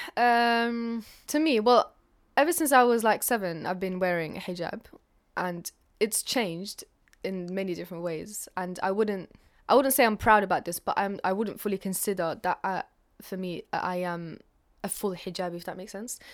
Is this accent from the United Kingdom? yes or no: yes; London, United Kingdom; also born or lived in Algeria; I'm from North London. Originally, I was born in Algeria, but I've spent the rest of my life in London, so I identify more with that side of me.